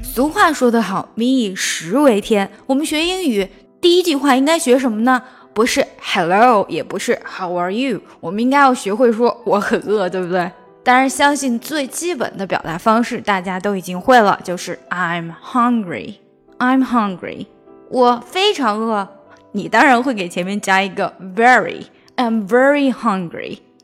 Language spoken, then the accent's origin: Chinese; China; 我们中国人